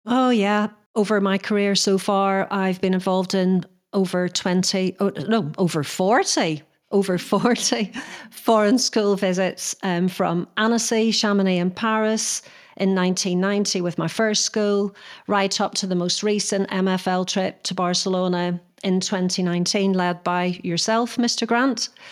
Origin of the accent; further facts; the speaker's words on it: Northern Ireland, United Kingdom; moved away; I was brought up in Northern Ireland in the Troubles